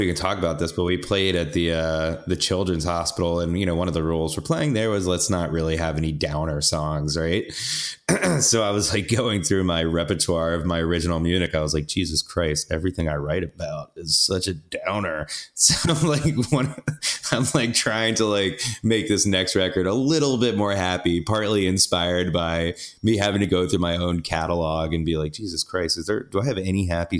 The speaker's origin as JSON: {"language": "English", "region": "the South", "country": "United States", "lives_now": "New York City, United States", "said": "I'm from the South, so I like generally like going home and arguing about politics"}